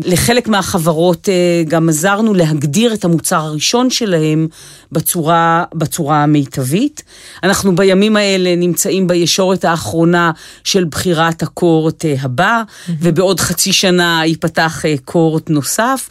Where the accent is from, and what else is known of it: Israel